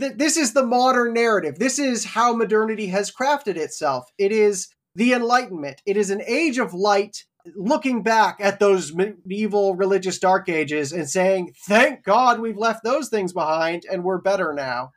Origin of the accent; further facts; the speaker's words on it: Canada; me as a Canadian who's never held a gun before.